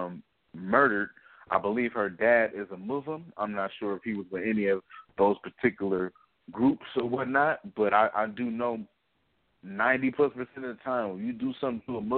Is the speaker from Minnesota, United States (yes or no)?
no; Bay Area, Northern California, United States; also born or lived in Maryland; I'm from Northern California. I'm from the Bay Area